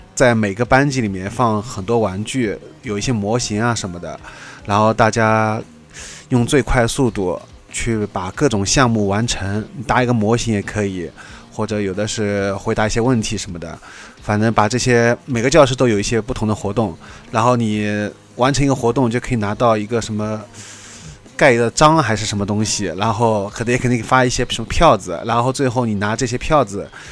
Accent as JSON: {"language": "Chinese", "region": "Shanghai", "country": "China", "tie": "born or raised there", "said": "我们上海自己的电视都会一整天放很多的，几个小时连着放，很多的动画片"}